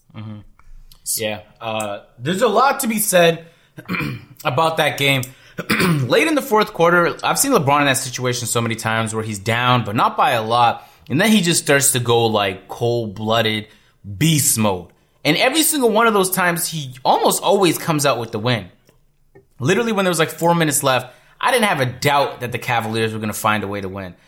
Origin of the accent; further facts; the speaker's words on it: Toronto, Ontario, Canada; I'm from Toronto